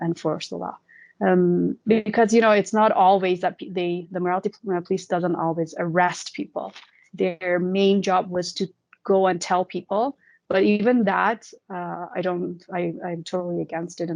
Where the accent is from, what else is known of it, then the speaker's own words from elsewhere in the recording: Iran; in my hometown, because it's considered more conservative and more traditional